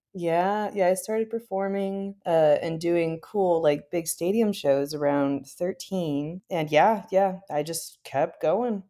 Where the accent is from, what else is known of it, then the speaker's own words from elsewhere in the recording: Midwest, United States; now in Berkeley, United States; I am from the Midwest in the United States, but these days I live really close to like Berkeley in California.